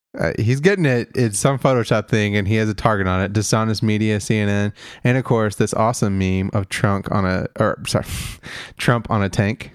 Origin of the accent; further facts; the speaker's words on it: Kentucky, United States; considering my home state